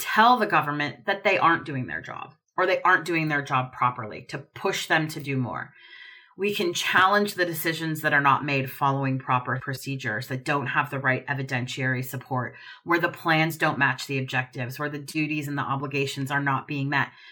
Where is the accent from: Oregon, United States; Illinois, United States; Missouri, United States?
Oregon, United States; my home state of Oregon